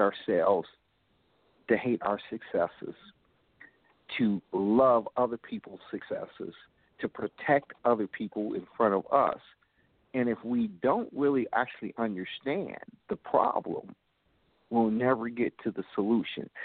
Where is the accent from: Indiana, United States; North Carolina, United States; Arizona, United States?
Indiana, United States; Gary; I grew up in Gary, Indiana